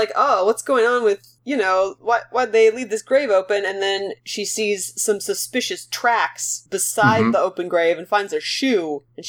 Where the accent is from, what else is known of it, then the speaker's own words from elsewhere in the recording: Canada; we're so Canadian.